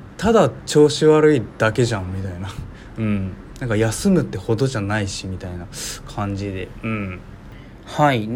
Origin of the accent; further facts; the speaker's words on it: Hiroshima, Japan; 僕広島なんですけど